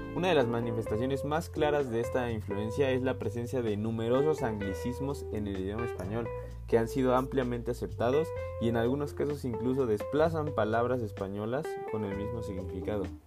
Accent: Mexico; como mexicanos

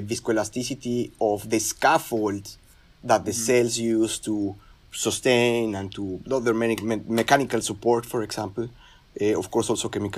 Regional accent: Mexico City, Mexico; now in Merced, United States; So I grew up in Mexico City. I'm originally from Mexico. I consider myself Mexican from Mexico City

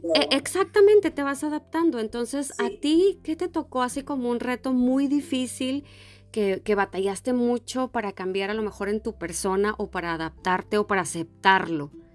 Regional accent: Mexico; moved away; a los mexicanos nos relacionan mucho con los españoles

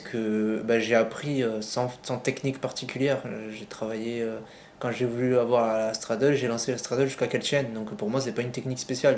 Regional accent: Sète, Occitania, France; now in Montpellier, France; je suis né à Sète, donc une petite ville dans le sud

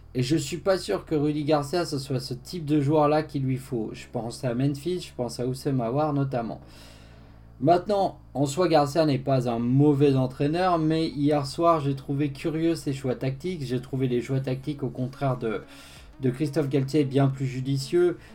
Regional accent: Haute-Savoie, Auvergne-Rhône-Alpes, France; je suis du, je suis de la Haute-Savoie

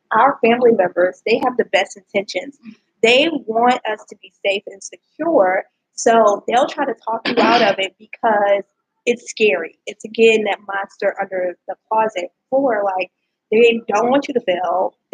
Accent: Louisiana, United States; so I didn't go to LSU, but I'm from Louisiana, so I always

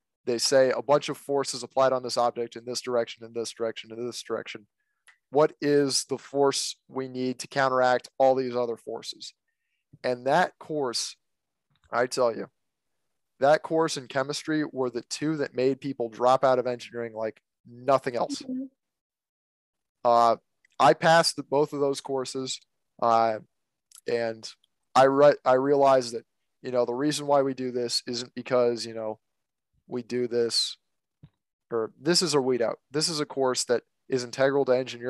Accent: Virginia, United States; I'm an American, obviously. I live here in Virginia.

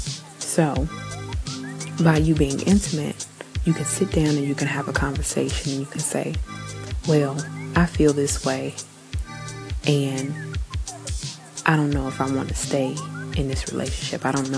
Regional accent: New Zealand; I am Kiwi.

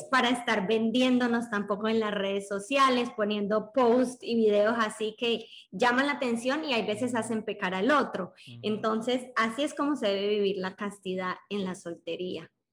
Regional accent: Colombia; tengo 24 años, soy de Colombia

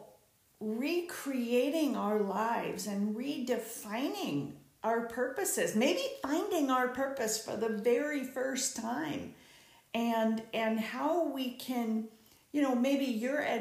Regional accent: Southern California, United States; I'm from Southern California

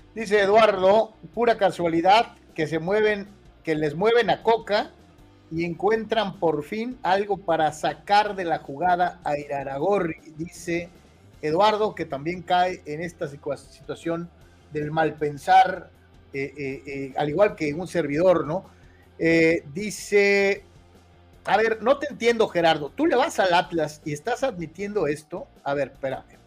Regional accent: Guadalajara, Jalisco, Mexico; moved away as an adult; now in Tijuana, Mexico; nosotros eh, somos de Guadalajara. Carlos llegó aquí en el noventa 90, y yo llegué hasta el 99. Entonces, Sí sí, infancia y adolescencia, pues eh, la vivimos con costumbres del centro del país

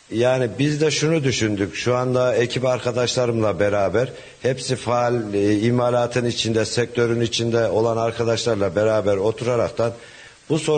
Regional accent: Hacılar, Kayseri Province, Turkey; born there; 1975 e, Hacılar doğumluyum.

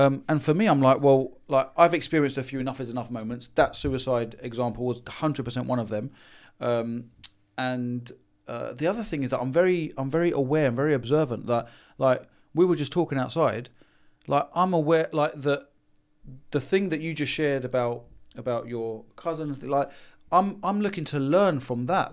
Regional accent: London, United Kingdom; being born and raised in London and Haringey

